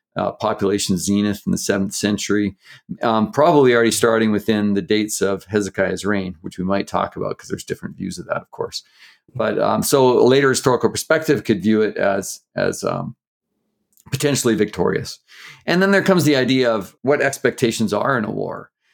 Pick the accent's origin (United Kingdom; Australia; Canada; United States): Canada; I grew up in Canada, I'm Canadian